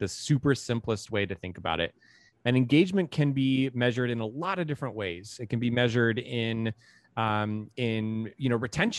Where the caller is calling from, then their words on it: San Francisco, California, United States; We're in San Francisco in the Bay Area.